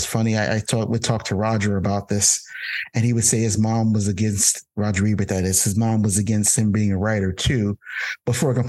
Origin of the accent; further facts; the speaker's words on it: Jersey City, New Jersey, United States; I grew up in Jersey City, New Jersey, which is where I currently am right now. I left Jersey City and vowed never to return, and I came back.